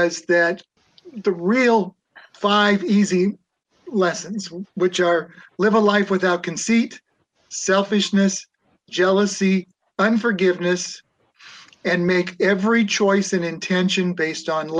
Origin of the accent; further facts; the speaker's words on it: Nebraska, United States; moved away; also born or lived in Boston / Ohio; I was from Nebraska